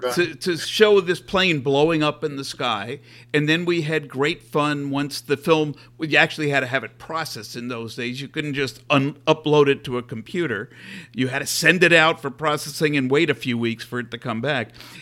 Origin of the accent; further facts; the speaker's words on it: New York, United States; also born or lived in Los Angeles; now in Seattle, United States; I grew up in New York. So, you know, it wasn't exactly a rural area.